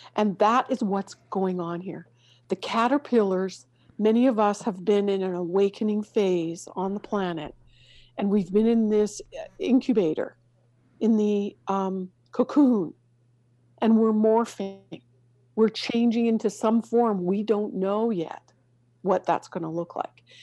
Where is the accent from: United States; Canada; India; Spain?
Canada; moved away; growing up in Canada